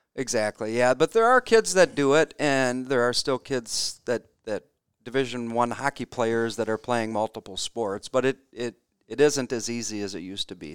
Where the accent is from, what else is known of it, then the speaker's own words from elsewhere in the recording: Warroad, Minnesota, United States; moved away as an adult; also born or lived in Wayzata, Minnesota; in the small town of Warroad, you know, there's sixty kids in my class